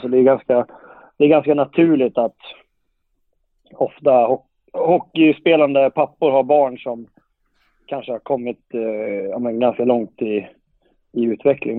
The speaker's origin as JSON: {"language": "Swedish", "town": "Guldsmedshyttan", "region": "Örebro County", "country": "Sweden", "moved": "yes", "lives_now": "Leksand, Sweden", "said": "jag kommer ju från Guldsmedshyttan från början."}